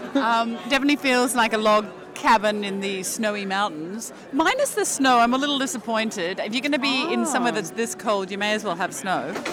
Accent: Australia; moved away; growing up in Australia

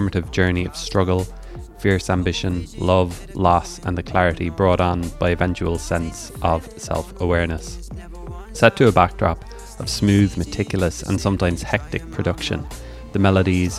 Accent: Rosscarbery, Munster, Ireland; I grew up in Roscarbery

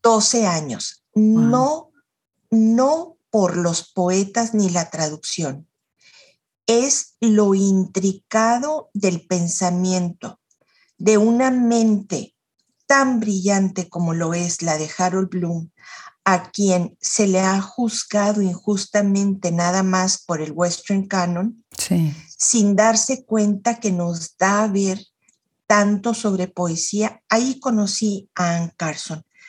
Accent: Chihuahua, Mexico; now in Monterrey, Mexico; Yo soy nacida en Chihuahua de inmigrantes libaneses

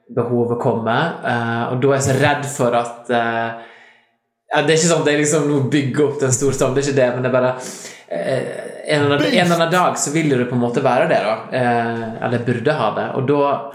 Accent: Lærdal, Vestland, Norway; accent: Lærdal dialect; Jeg er fra Lærdal

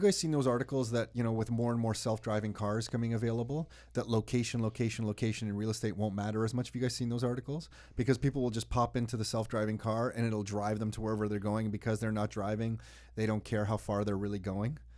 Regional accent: Mississauga, Ontario, Canada; We grew up in Mississauga

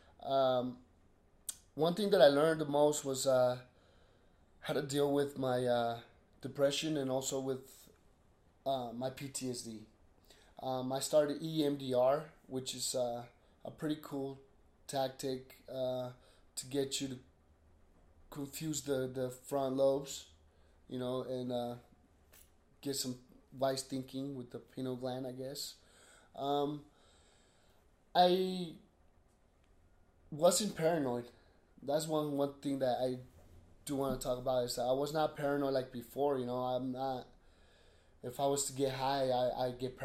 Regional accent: 33rd South and 9th East, Utah, United States; also born or lived in Sandy, Utah; 33rd South and 9th East. There's a little school right there.

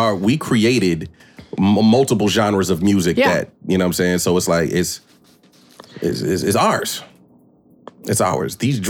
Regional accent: Hawaii, United States; growing up in Hawaii

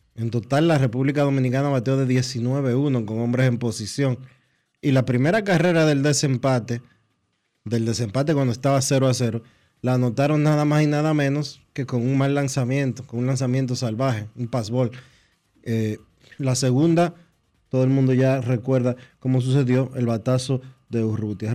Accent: Venezuela

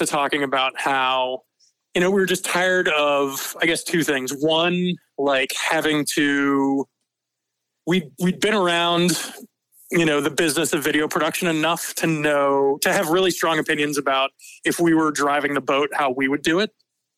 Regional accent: Atlanta, Georgia, United States; I was born in Atlanta, Georgia at Northside Hospital, the same place where both my kids were born

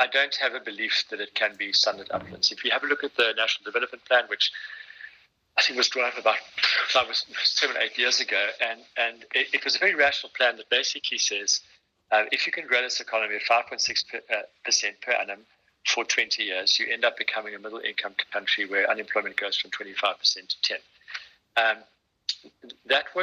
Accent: South Africa; as a South African

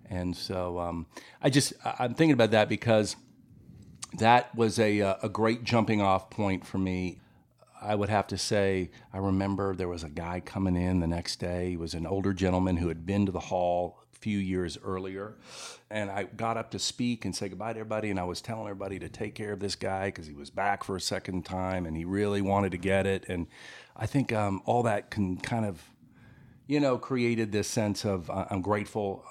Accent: Memphis, Tennessee, United States; moved away as an adult; also born or lived in Los Angeles; now in Greensboro, United States; I grew up in Memphis, but I, I lived out in Los Angeles for about twenty years

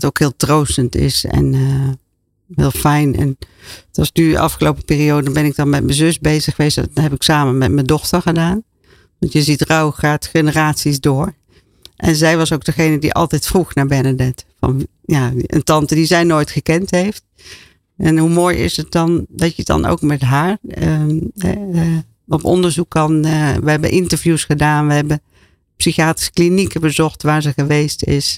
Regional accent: Roermond, Limburg, Netherlands; Ik ben opgegroeid in eh, Roermond, in Midden-Limburg, als jongste van een groot gezin.

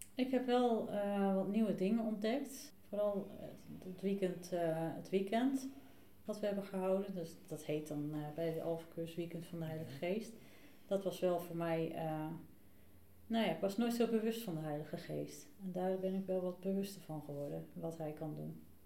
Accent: the West, Netherlands; moved away as an adult; now in Buitenpost, Netherlands; Ik eh, woon nu 2,5 jaar in uh, Buitenpost. kom uit het Westen

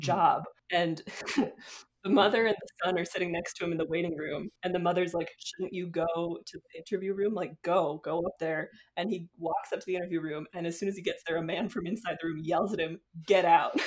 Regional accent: United States

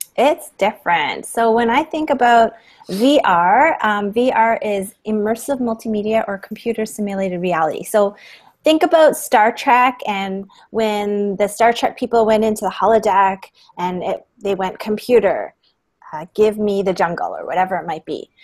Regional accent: Toronto, Ontario, Canada; I'm from Toronto, Canada, and I'm um, a teacher at the Toronto District School Board

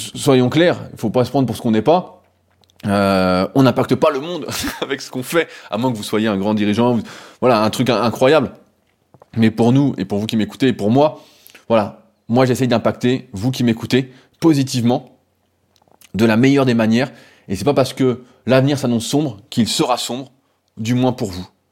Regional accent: France; nous en tant que Français

